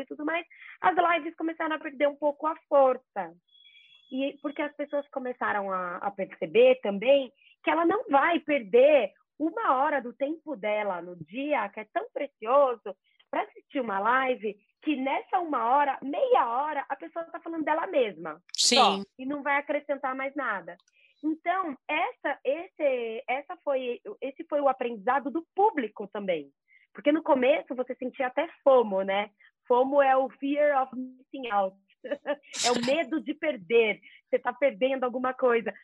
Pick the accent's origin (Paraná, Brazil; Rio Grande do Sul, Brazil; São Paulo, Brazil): São Paulo, Brazil; Jaú; Eu sou de Jaú, sou jaúense, interior de São Paulo